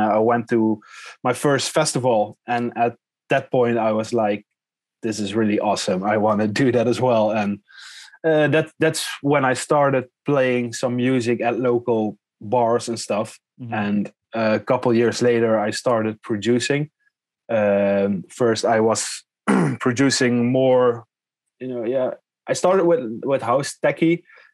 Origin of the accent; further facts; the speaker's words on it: southern Netherlands, Netherlands; we're both from Holland. I'm from the south